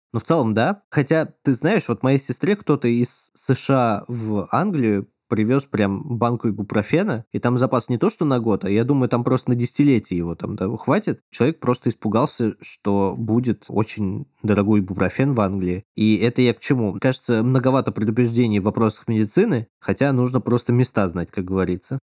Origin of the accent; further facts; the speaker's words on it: Moscow, Russia; дома, где я вырос в Москве